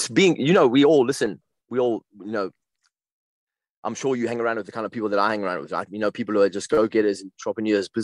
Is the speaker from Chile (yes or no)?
no; South Africa; also born or lived in West London; now in London, United Kingdom; one of my best friends that I grew up with in South Africa